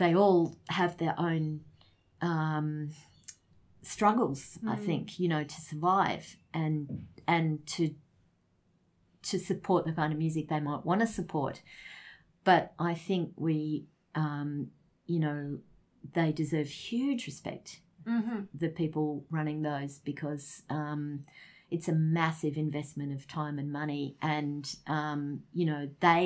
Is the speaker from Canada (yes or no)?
no; Australia; we're Australian